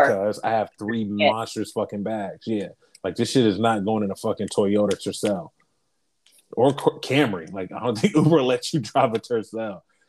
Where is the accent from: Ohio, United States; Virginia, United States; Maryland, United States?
Ohio, United States; Columbus; moved away as an adult; now in Portland, United States; I'm from Columbus because I'm wearing my fucking Buckeye face mask.